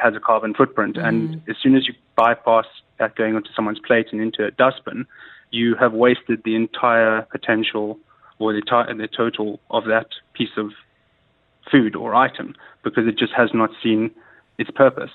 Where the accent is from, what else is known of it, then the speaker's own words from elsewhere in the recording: South Africa; moved away as an adult; also born or lived in London; now in Dubai, United Arab Emirates; growing up in South Africa